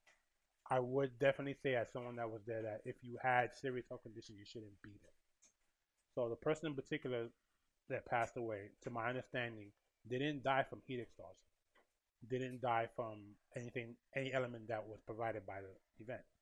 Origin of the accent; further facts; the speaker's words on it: New York, United States; I'm from New York and from this region